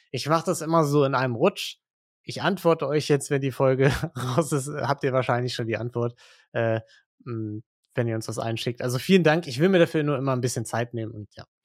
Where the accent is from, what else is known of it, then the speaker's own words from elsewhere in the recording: Western Hungary, Hungary; moved away; Ich bin in Westungarn aufgewachsen, circa 20 Kilometer von der österreichischen Grenze. In den 90er Jahren.